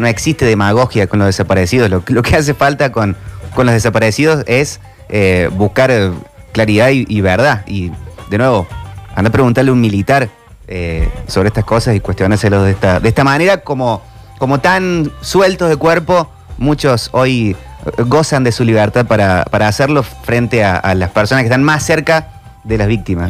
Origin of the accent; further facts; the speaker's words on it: Argentina; como argentinos